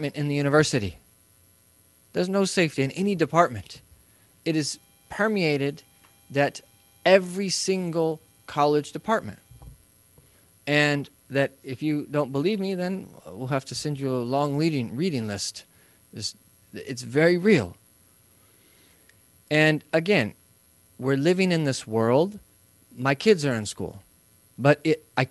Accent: Midwest, United States; I'm from the Midwest

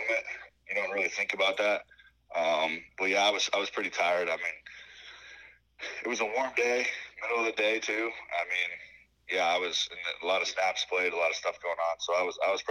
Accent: Ankeny, Iowa, United States; I'm from Ankeny, Iowa, which is about 10 minutes north of Des Moines, and I'm about 20 minutes south of Ames. So I'm literally like right in the middle of the state, and I'm right in between the two. I've lived here my whole life.

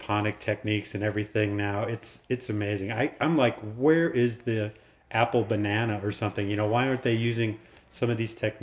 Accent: Boulder, Colorado, United States; I grew up in Boulder, Colorado. So I'm a Boulder native.

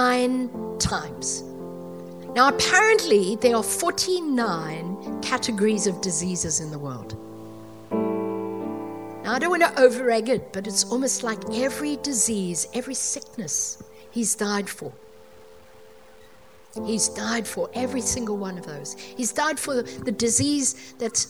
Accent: South Africa; moved away; when I grew up in South Africa, this is many, many years ago

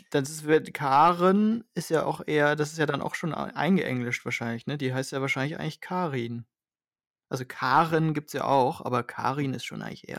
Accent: Hanover, Lower Saxony, Germany; als Hannoveraner

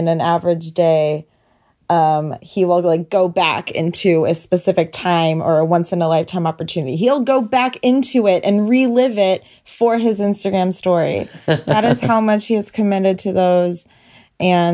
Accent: Chicago, Illinois, United States; moved away; wearing a Cubs jersey, just representing my hometown, representing my home team

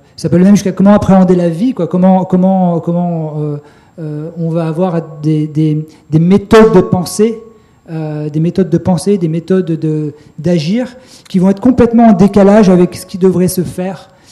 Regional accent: Grenoble, Auvergne-Rhône-Alpes, France; je suis de Grenoble

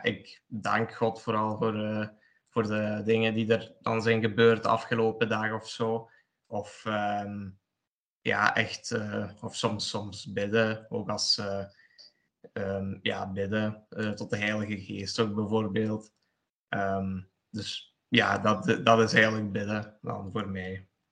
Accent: Sint-Truiden, Flanders, Belgium; also born or lived in Poland; ik woon in België, in Sint-Truiden, Limburg. En ik kom er oorspronkelijk uit Polen. Daar ben ik geboren, heb ik zes jaar gewoond en tien jaar hier in België

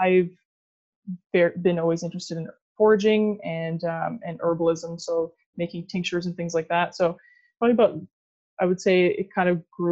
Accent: Sudbury, Ontario, Canada; I grew up in Sudbury, Ontario. I'm still currently in Sudbury

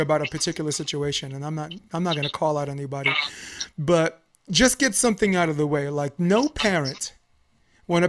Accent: New York, United States; moved away; I'm from New York

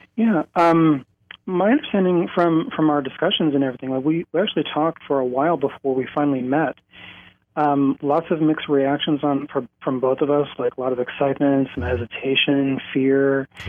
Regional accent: South Dakota, United States; I came back to my home in South Dakota

